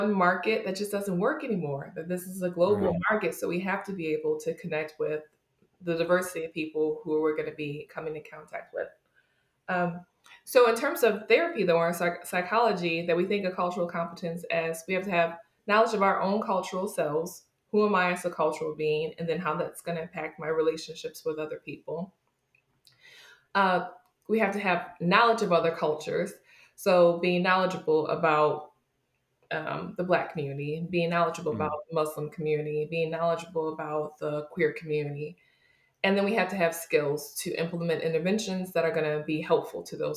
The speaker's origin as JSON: {"language": "English", "region": "New York", "country": "United States", "tie": "born or raised there", "said": "I was growing up in New York State, but my family is originally from West Virginia."}